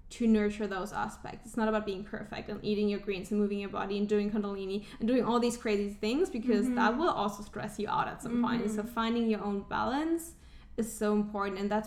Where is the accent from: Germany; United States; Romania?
Germany; moved away; I'm originally from Germany